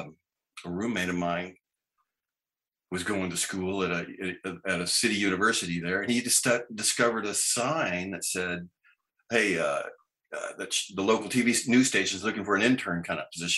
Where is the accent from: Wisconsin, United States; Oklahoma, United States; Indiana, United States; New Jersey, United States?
Oklahoma, United States; Oklahoma City; moved away; also born or lived in Seattle; I grew up in Oklahoma City